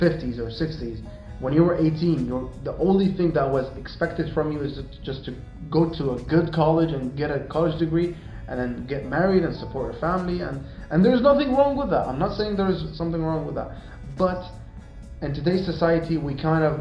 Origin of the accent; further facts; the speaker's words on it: Sweden; we grew up in Sweden, you were born there, I came there at a very young age.